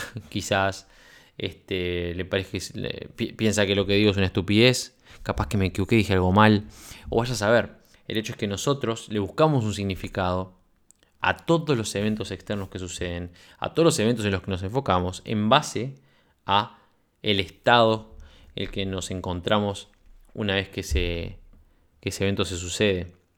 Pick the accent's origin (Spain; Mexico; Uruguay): Uruguay; moved away as an adult; now in Sweden; De militar en Uruguay emprendedor en Suecia, ya sabes a esta altura que soy, fui oficial de la Fuerza Aérea